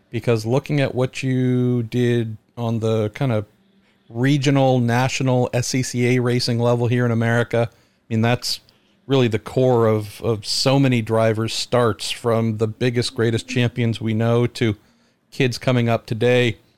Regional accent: Colorado, United States; growing up in Colorado as well

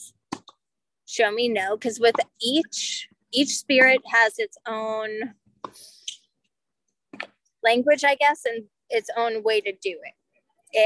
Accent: Salem, Massachusetts, United States; now in St. Petersburg, United States; I'm from Salem.

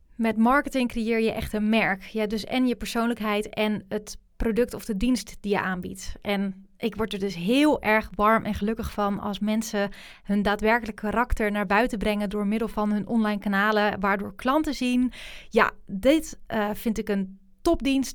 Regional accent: Rotterdam, South Holland, Netherlands; Rotterdam, waar ik vandaan kom

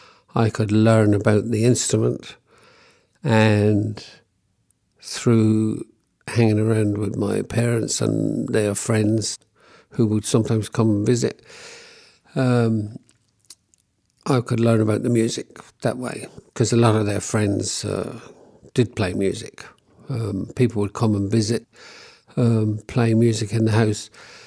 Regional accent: London, United Kingdom; And I was born in 1950 in Hackney in the East End of London. So I grew up there with my parents in a household that had a great love for traditional Irish music

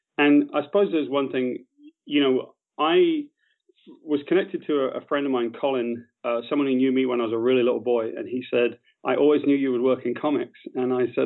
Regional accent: West Country, South West England, United Kingdom; I grew up in the West Country of Great Britain

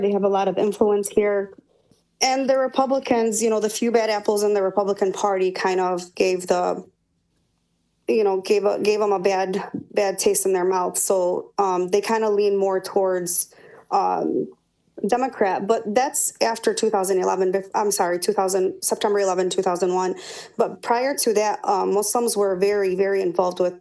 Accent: Dearborn, Michigan, United States; I was born here, raised here in Michigan.

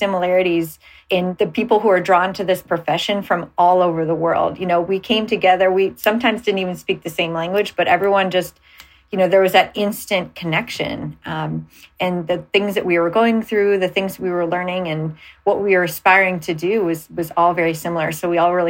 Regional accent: Cleveland, Ohio, United States; moved away; I'm from Cleveland, Ohio originally.

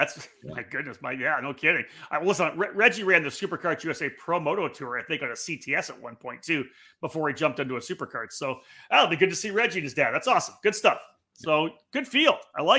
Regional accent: Milton, Ontario, Canada; my hometown, my birth town, Milton, Ontario

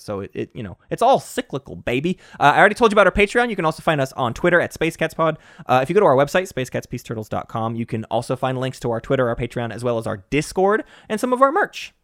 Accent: United States; me as an American

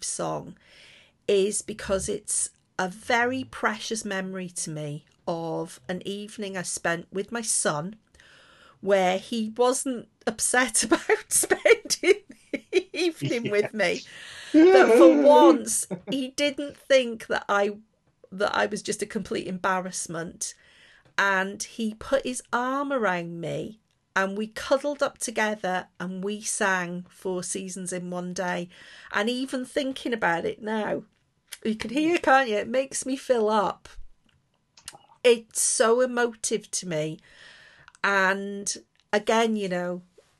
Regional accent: Liverpool, North West England, United Kingdom; I'm from Liverpool as well

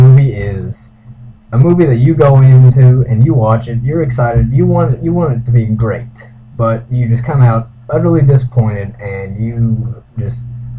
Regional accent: Breckinridge County, Kentucky, United States; I'm also from Breckenridge County, Kentucky.

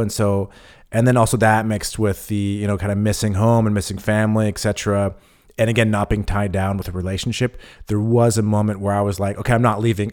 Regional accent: California, United States; moved away as an adult; now in Berlin, Germany; I'm from California, but I, you know, I grew up in a small town

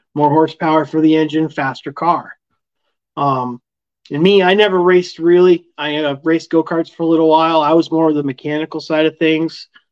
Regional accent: Vermont, United States; being in my home state

